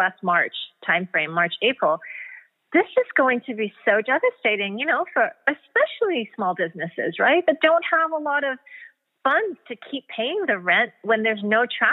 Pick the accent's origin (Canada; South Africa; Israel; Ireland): Canada; Vancouver, British Columbia; moved away as an adult; also born or lived in Bermuda; now in Miami, United States; I was born and raised in Vancouver, Canada.